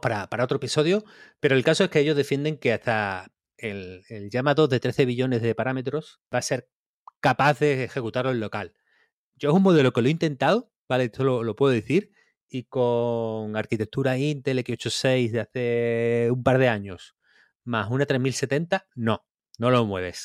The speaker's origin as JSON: {"language": "Spanish", "town": "Campillos", "region": "Andalusia", "country": "Spain", "tie": "born or raised there", "said": "cuando era chico en Campillos, mi casa estaba como en las afueras"}